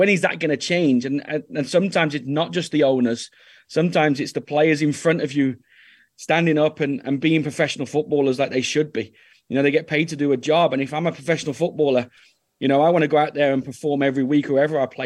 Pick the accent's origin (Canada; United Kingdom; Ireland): United Kingdom; England; moved away as an adult; also born or lived in Norway; now in United States; as an English boy